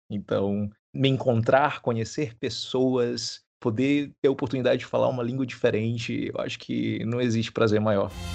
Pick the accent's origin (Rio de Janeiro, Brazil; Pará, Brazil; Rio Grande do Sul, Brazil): Pará, Brazil; Parauapebas; eu sou do Pará. Eu nasci no interior do Pará, bem no sul